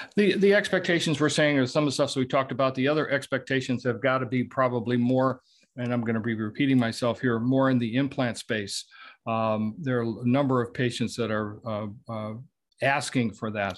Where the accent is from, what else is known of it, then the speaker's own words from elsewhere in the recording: Southeast Michigan, United States; I was born and raised in Southeast Michigan